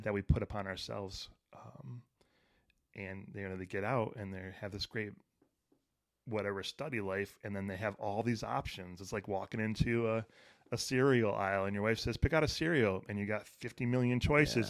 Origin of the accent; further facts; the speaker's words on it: Detroit, Michigan, United States; I grew up in Detroit